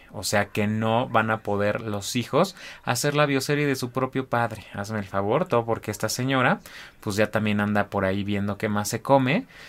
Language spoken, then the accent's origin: Spanish; Mexico; como mexicanos no tenemos memoria